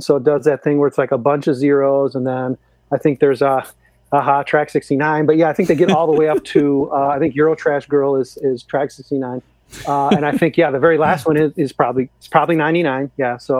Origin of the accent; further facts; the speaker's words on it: Chicago, Illinois, United States; as a Chicagoan, as an Illinoisan, an album dear to my heart